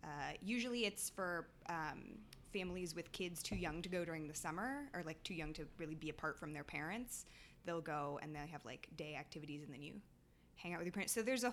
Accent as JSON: {"language": "English", "town": "San Francisco", "region": "California", "country": "United States", "tie": "born or raised there", "said": "I grew up in San Francisco."}